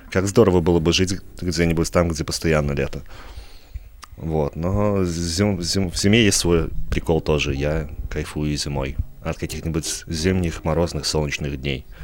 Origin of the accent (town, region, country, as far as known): Vitebsk, Vitebsk Region, Belarus